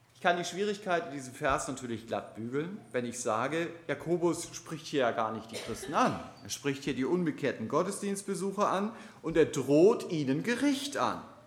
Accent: Germany; als Deutsche sind wir

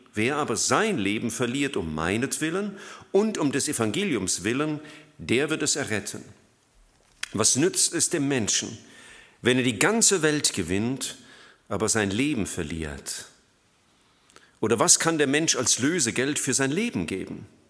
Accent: Germany

